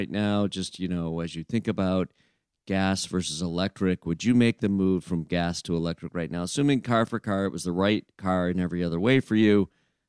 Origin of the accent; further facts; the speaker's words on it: Flint, Michigan, United States; I'm from Flint.